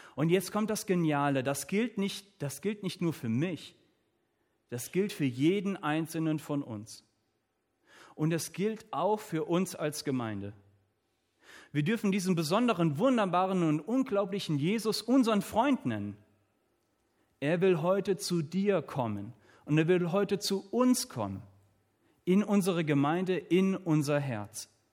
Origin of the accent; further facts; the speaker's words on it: Southern Germany, Germany; Ich komme hier aus dem Süden von Deutschland.